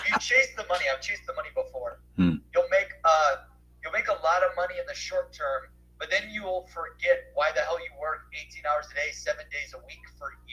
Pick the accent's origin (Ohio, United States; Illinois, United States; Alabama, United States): Ohio, United States; Cleveland; I'm from Cleveland